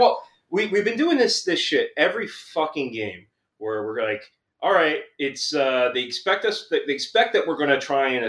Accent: Philadelphia, Pennsylvania, United States; I'm from Kensington. I'm from, like, the rough part of Philly.

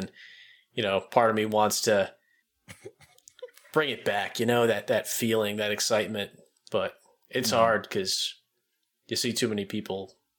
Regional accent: East Coast, United States; Well, born and raised on the East Coast.

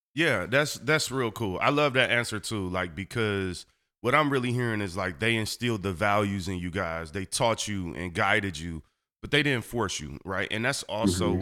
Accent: Detroit, Michigan, United States; I grew up on Seven Mile on the east side of Detroit

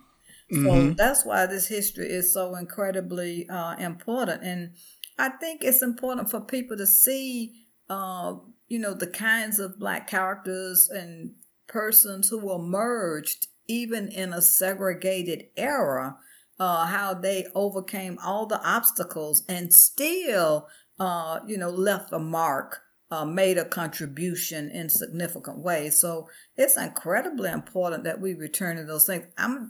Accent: the South, United States; I grew up in the South.

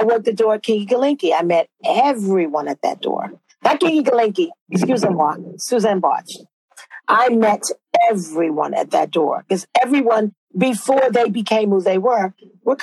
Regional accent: New York City, New York, United States; moved away as an adult; now in London, United Kingdom; I was from Brooklyn

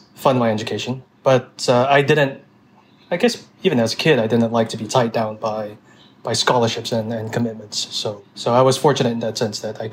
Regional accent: Singapore; moved away as an adult; also born or lived in Taiwan / New York City; I was born and raised in Singapore for most of my childhood. I spent a couple of years in my ancestral homeland in Taiwan when I was a kid, but I came back to Singapore and then did most of my schooling there.

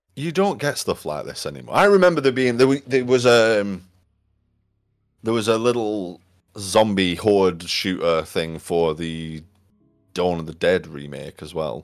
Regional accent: United Kingdom; As a, as a Brit

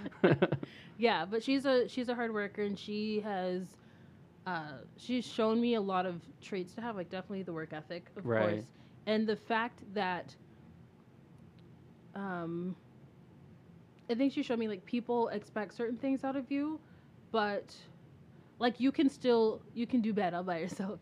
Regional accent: United States; I was born here

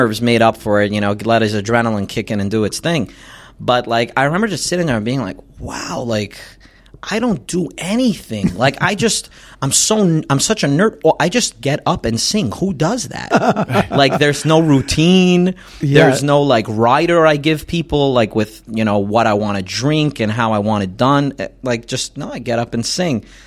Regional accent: New York City, New York, United States; I grew up in Crown Heights.

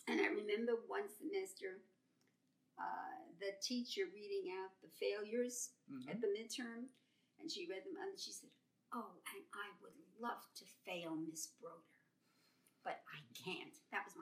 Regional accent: New York City, New York, United States; I grew up in Brooklyn

